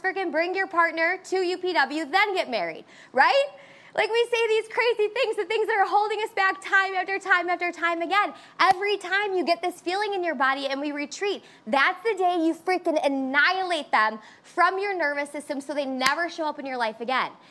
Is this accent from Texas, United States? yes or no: no; Chicago, Illinois, United States; I'm a Chicagoan and I'm 100% Greek. So I want you to think about my family right now. South side of Chicago, 100% Greek